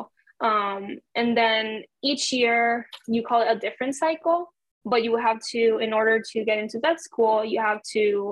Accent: Puerto Rico; English is a second language; I'm from Puerto Rico

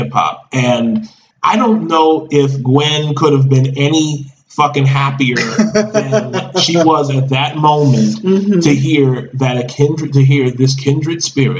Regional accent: Baltimore, Maryland, United States; I was born and raised in Baltimore, Maryland.

